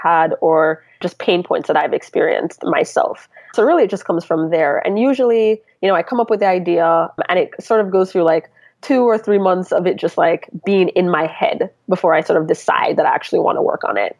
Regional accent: Kingston, Jamaica; now in New York City, United States; I'm originally from Kingston, Jamaica

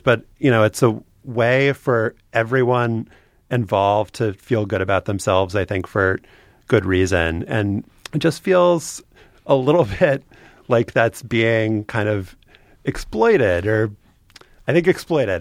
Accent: Louisiana, United States; I'm from Louisiana

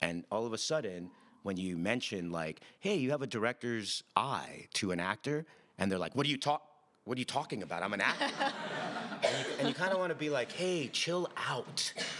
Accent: Commerce, California, United States; Yeah, I grew up in the City of Commerce, right outside East Los Angeles.

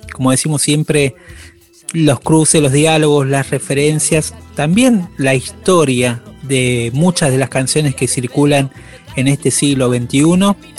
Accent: Buenos Aires, Argentina; soy hijo de salteños, nací en Buenos Aires, pero soy hijo de, de salteños, toda mi familia es salteña

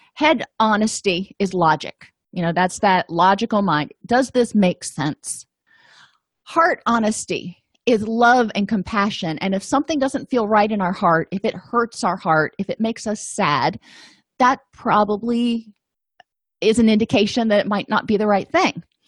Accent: the South, United States; I'm from the South

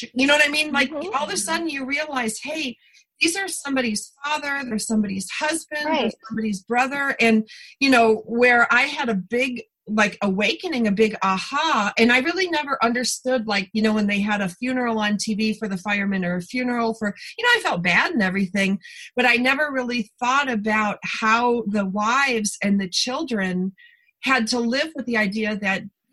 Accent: East Coast, United States; now in California, United States; I grew up on the East Coast and then I moved to California

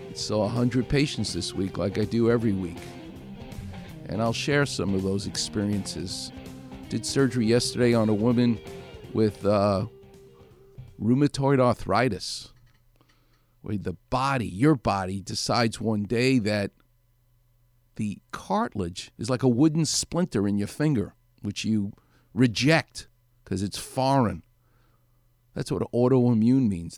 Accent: New York City, New York, United States; moved away as an adult; now in Los Angeles, United States; I'm a New York guy. I'm from Far Rockaway

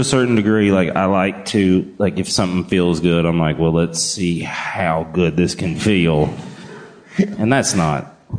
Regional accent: the South, United States; moved away; I'm from the South. We learned to drink different. And when I left the South, I learned everyone doesn't drink like us.

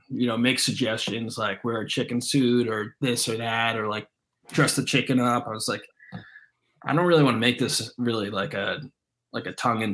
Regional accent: Providence, Rhode Island, United States; now in Philadelphia, United States; I'm from Providence, Rhode Island

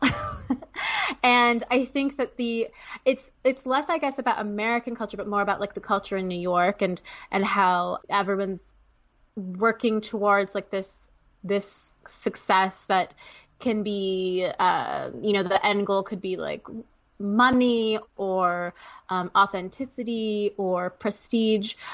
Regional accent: Canada; now in United States; I'm Canadian

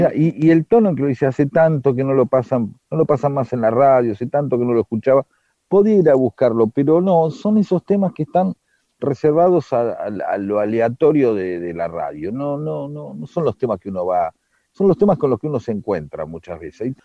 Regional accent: Lanús, Buenos Aires Province, Argentina; also born or lived in Avellaneda; yo creciendo en Lanús en medio de hincha independiente

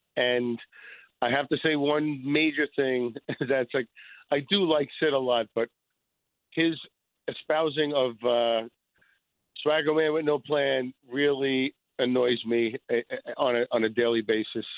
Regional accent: New York City, New York, United States; now in Rockland, United States; I am proudly from Astoria, and St. Francis of Assisi is my parish. Uh, I graduated from there in 1976

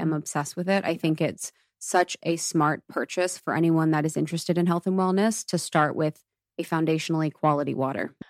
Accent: Ohio, United States; moved away; I grew up in Ohio, and it's so Catholic

